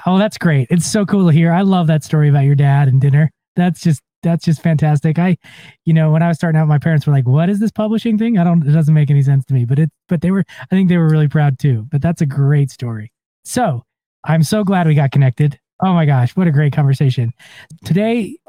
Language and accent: English; Ogden, Utah, United States; one in Ogden, of course, because that's my hometown.